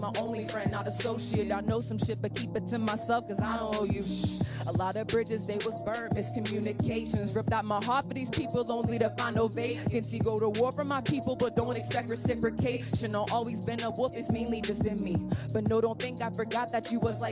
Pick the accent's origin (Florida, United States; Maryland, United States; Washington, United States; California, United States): Maryland, United States; Hagerstown; I'm from Hagerstown, Maryland